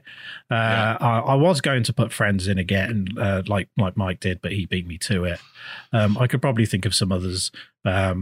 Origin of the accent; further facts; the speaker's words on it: United Kingdom; I'm British